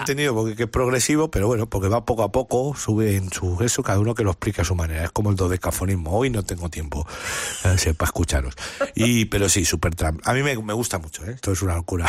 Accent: Madrid, Community of Madrid, Spain; en mi barrio, eh, en el barrio Hortaleza, donde, donde, donde, estoy muy vinculado y soy, soy de allí

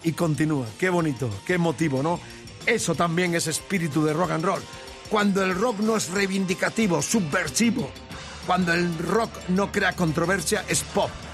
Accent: Spain

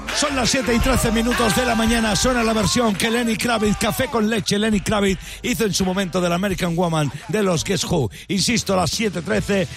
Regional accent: Talavera de la Reina, Castilla-La Mancha, Spain; now in Madrid, Spain; pero si yo soy de Talavera, pero si yo vivo en Madrid

